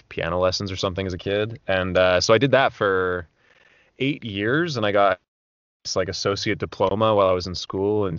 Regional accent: Alberta, Canada; moved away as an adult; also born or lived in Vancouver; I'm from Alberta originally, up in Canada

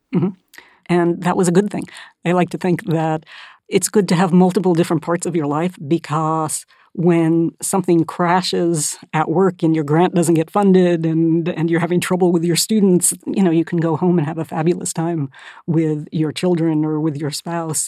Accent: Northern California, United States; moved away as an adult; I grew up mostly in California, in Northern California

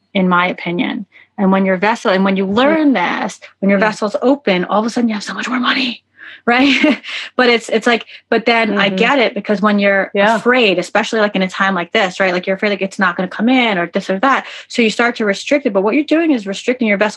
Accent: New York, United States; moved away as an adult; also born or lived in Miami Beach; I'm a New Yorker

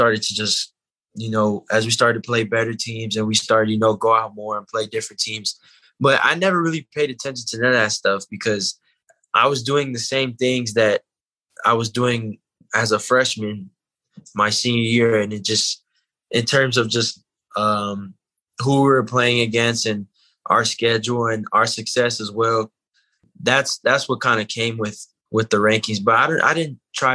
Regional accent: California, United States; I was born and raised in California. I live in Panorama City, so it's like 30 minutes from West Hills

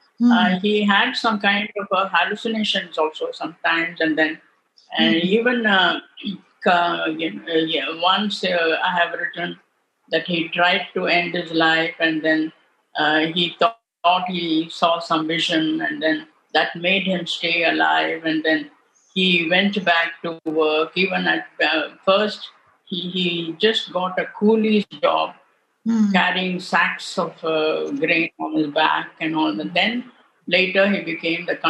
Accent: Bangalore, Karnataka, India; also born or lived in Tamil Nadu; now in Delhi, India; I am from Bangalore and I can speak Kannada very well.

